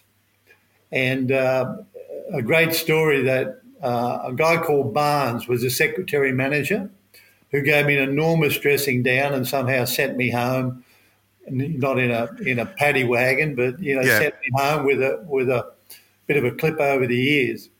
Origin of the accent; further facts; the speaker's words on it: Sydney, New South Wales, Australia; I grew up in the Botany Mascot area